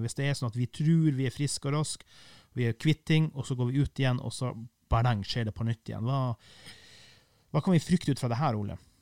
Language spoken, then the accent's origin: Norwegian; Kiberg, Finnmark, Norway; Kiberg der jeg kommer fra